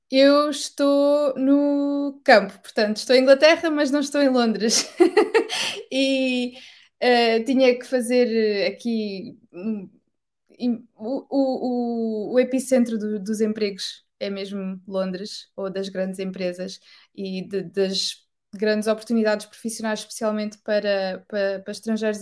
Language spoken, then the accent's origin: Portuguese; Portugal; first language Portuguese; moved away as an adult; also born or lived in Amsterdam, Netherlands; now in United Kingdom; sendo portuguesa